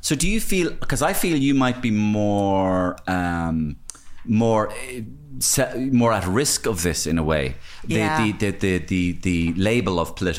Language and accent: English; Ireland; And I love Ireland. And I love being Irish.